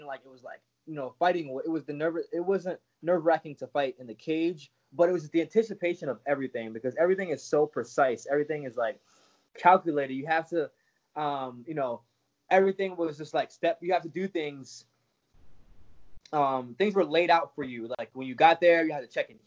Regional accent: Jamaica; moved away; I grew up in Jamaica since I was 9

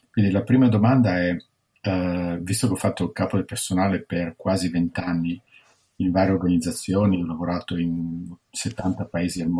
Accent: Milan, Lombardy, Italy; also born or lived in London / New York / Washington DC; io sono di Milano, studio dietro a Bocconi, poi ho lavorato nel settore privato alla Citibank a Milano, a Londra, a New York, poi sono andato alla Banca Mondiale a Washington DC

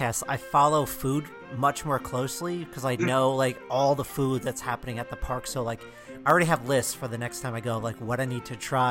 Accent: New Jersey, United States; I grew up in New Jersey, and I have the ocean

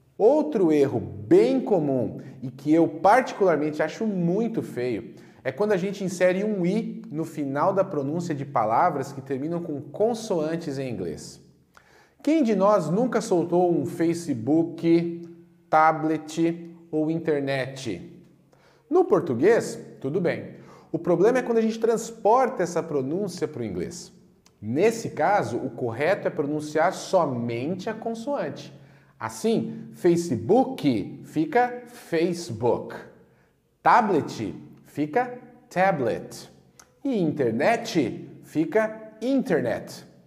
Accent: Brazil; nós brasileiros

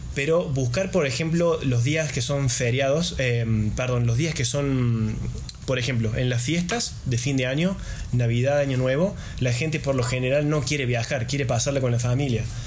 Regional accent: Argentina; los argentinos tenemos esta imposición del 30% en cada gasto

